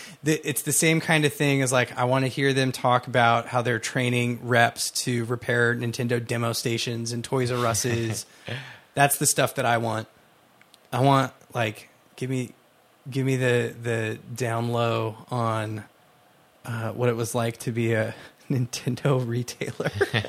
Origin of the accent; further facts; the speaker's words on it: Texas, United States; I grew up in Texas